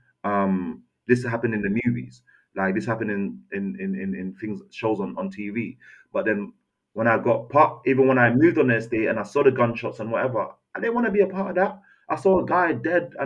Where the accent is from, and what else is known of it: London, United Kingdom; born or raised there; also born or lived in Castries, St. Lucia